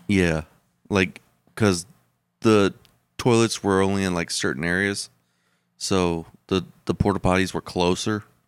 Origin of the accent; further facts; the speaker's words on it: Texas, United States; I was from Texas